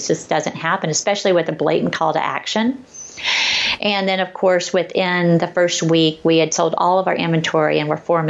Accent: the South, United States; It's like I grew up in the South and I love that.

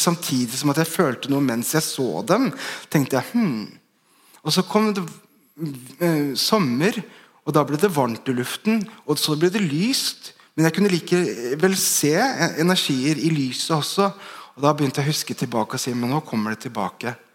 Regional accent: Bærum, Akershus, Norway; Jeg vokste opp i Bærum på 90-tallet

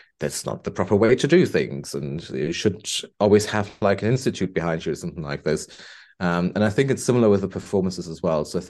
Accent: Bonn, North Rhine-Westphalia, Germany; moved away as an adult; now in Liverpool, United Kingdom; I went back to Germany, to my hometown. Beautiful place, Bonn, former capital of Germany.

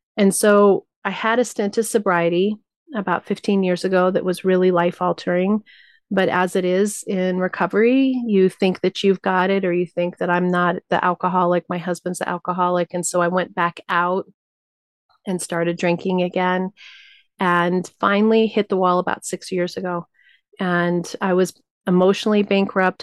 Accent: New Mexico, United States; I was raised Tibetan Buddhist in New Mexico.

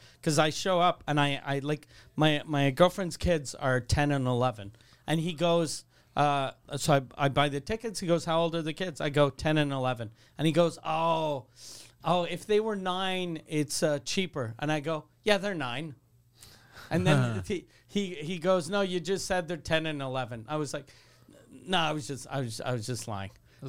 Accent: Canada; Then I'm a Canadian, but I don't care.

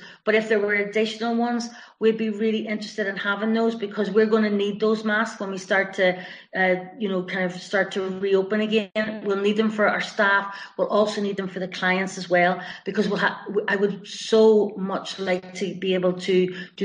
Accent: Belfast, Northern Ireland, United Kingdom; now in West Cork, Ireland; I'm from Belfast with this accent

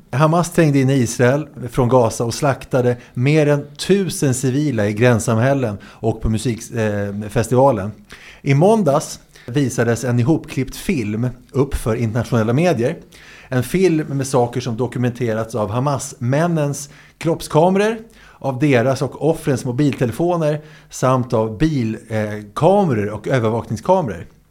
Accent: Sweden

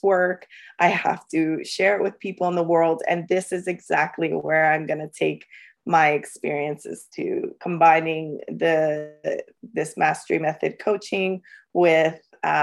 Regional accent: London, Ontario, Canada; also born or lived in El Salvador; I'm from London, Ontario, Canada. I've grown up here all my life. I came when I was five. I was born in El Salvador

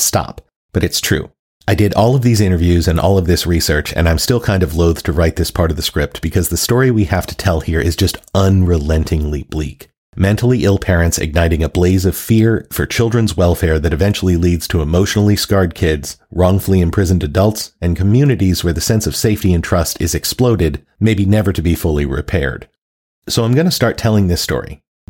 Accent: the South, United States; given that I grew up in the South

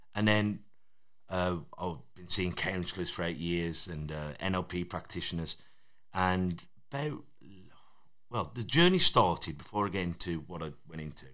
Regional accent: Black Country, West Midlands, United Kingdom; accent: Black Country; we've kept close to our, our own dialect

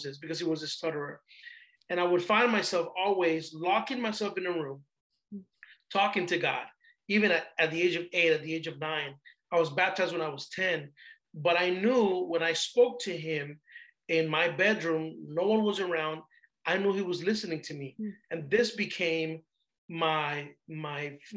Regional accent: Panama; also born or lived in Panama City, Panama; now in United States; I'm originally from Panama, Central America, migrated to the United States in 92.

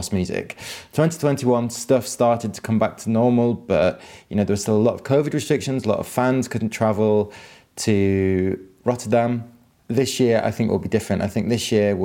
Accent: Manchester, North West England, United Kingdom; also born or lived in Ireland; I grew up in Manchester

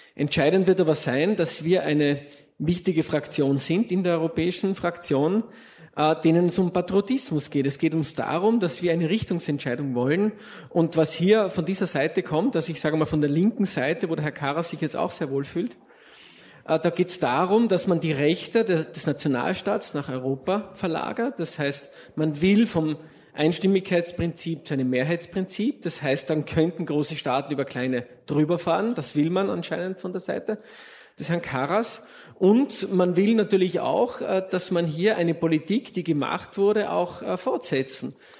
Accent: Austria; als Österreicher

